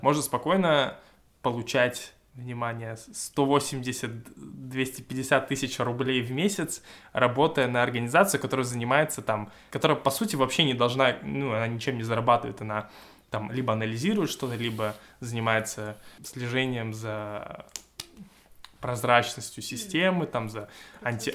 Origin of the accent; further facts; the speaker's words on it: Russia; я из России